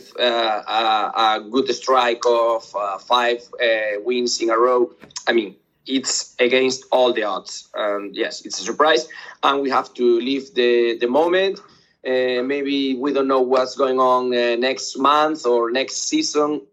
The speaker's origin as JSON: {"language": "English", "town": "Lugo", "region": "Galicia", "country": "Spain", "tie": "born or raised there", "second_language": "English", "said": "This is my hometown"}